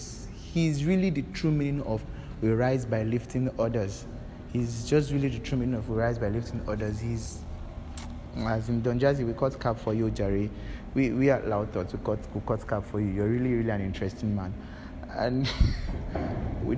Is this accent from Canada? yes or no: no; Nigeria; I was actually a bit proud of being a Nigerian